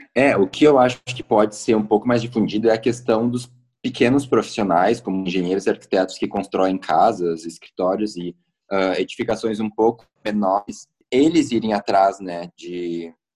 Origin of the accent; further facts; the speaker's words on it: Roque Gonzales, Rio Grande do Sul, Brazil; moved away as an adult; now in Porto Alegre, Brazil; Eu sou nascido em Roque Gonzales, uma cidadezinha no interior do Rio Grande do Sul, e sou atual residente de Porto Alegre já tem em torno de uns sete anos